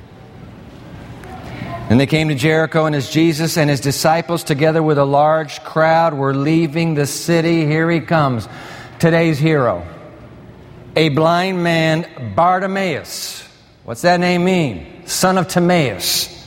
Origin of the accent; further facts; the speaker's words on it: Japan; moved away; When I was a kid growing up in Japan, born in that land of the rising sun